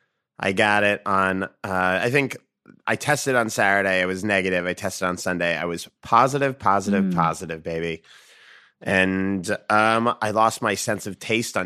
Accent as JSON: {"language": "English", "town": "Brookline", "region": "Massachusetts", "country": "United States", "said": "I'm from Brookline."}